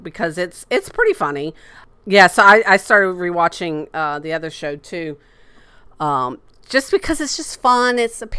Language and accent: English; Lakeland, Florida, United States; my hometown of Lakeland, Florida.